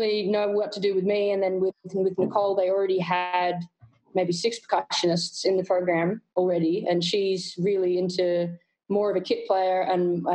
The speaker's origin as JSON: {"language": "English", "country": "Australia", "said": "being Australian"}